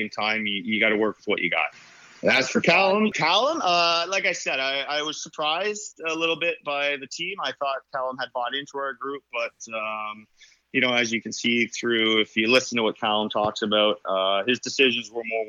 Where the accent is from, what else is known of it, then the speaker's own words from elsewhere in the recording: Toronto, Ontario, Canada; I grew up in Scarborough